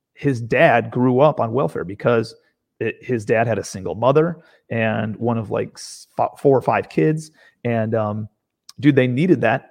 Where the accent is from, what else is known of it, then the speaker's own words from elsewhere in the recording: Cleveland, Ohio, United States; moved away as an adult; now in Charleston, United States; I'm from Cleveland, Ohio originally.